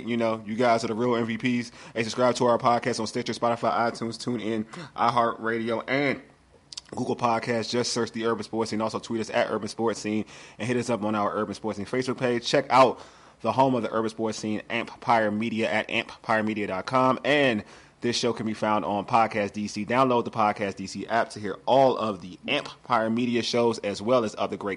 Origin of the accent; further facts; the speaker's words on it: Nigeria; I'm Nigerian